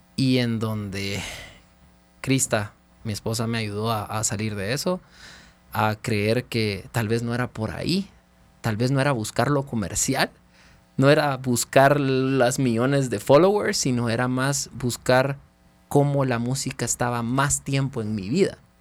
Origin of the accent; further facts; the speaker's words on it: Guatemala; moved away as an adult; also born or lived in Los Angeles; paré regresando a Guatemala a formar mi verdadero sueño siete años después